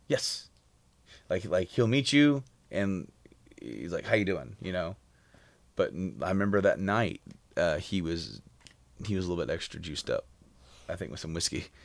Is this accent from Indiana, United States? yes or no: yes; Frankfort, Indiana, United States; we were from, like, uh, just north of Indy in Frankfurt